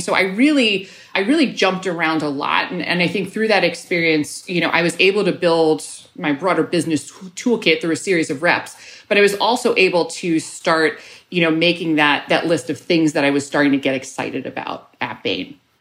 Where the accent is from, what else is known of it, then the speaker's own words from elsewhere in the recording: New York City, New York, United States; moved away as an adult; now in Chicago, United States; I grew up in New York